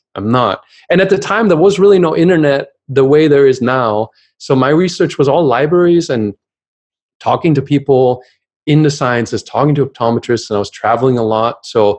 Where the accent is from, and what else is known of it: Germany; English is a second language